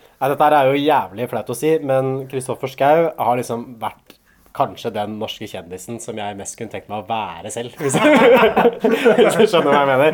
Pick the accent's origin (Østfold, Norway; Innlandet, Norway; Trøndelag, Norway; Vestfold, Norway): Innlandet, Norway; Hamar; Da jeg vokste opp på Hamar, liksom da jeg var tenåring